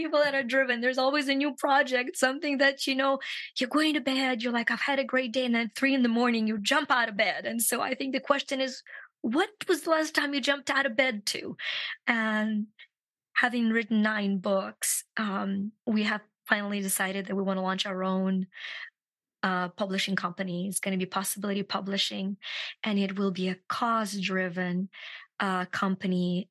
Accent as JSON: {"language": "English", "country": "Ukraine", "moved": "yes", "said": "I'm from Ukraine"}